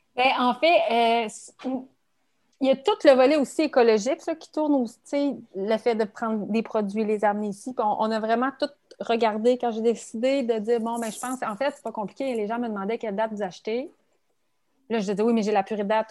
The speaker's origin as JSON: {"language": "French", "town": "Quebec City", "region": "Quebec", "country": "Canada", "said": "je suis 100% québécoise. Et très fière de dire aussi que je suis, de la région de Québec, je suis de la région de la capitale nationale"}